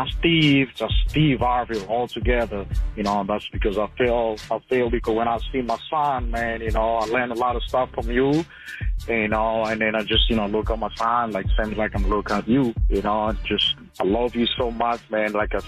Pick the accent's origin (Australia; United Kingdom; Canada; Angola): Angola; English is a second language; now in Dallas, United States; I'm right here in Dallas, Texas, in Addison. … I'm a region from Africa, Angola.